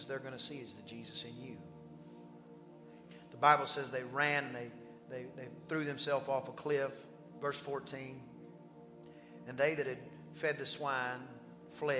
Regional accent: East Texas, United States; accent: East Texas; a guy from East Texas

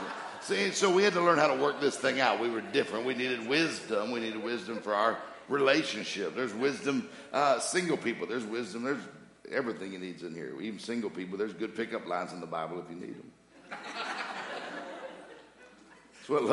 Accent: Mississippi, United States; I'm from Mississippi. Different. She's a northerner. I'm a southerner

